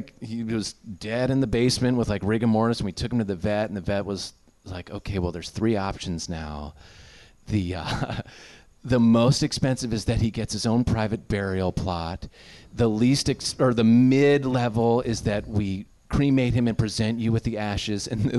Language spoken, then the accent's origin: English; suburbs of New York, United States; My parents are both Midwestern, and I grew up in the suburbs of New York.